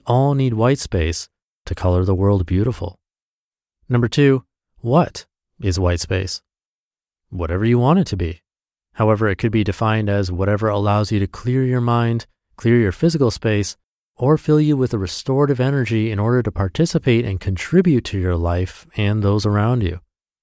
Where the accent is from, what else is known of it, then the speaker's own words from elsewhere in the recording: Washington, United States; I was in my hometown, alone without my husband and kids for the first time since my oldest was born, and this green spectacular that Washington State is famous for